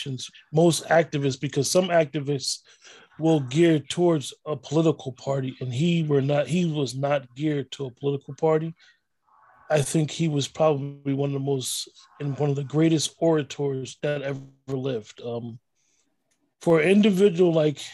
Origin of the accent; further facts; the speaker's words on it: New Jersey, United States; also born or lived in Newark, New Jersey; growing up in North Jersey, I knew a lot of elders that knew him.